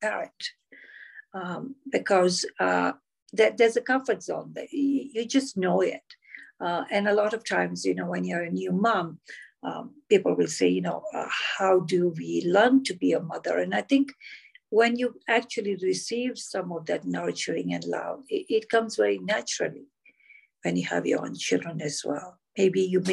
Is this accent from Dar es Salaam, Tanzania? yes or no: no; Moshi, Kilimanjaro, Tanzania; also born or lived in Mombasa, Kenya; now in Canada; I was born in Mombasa, Kenya, but I grew up in Moshi, Tanzania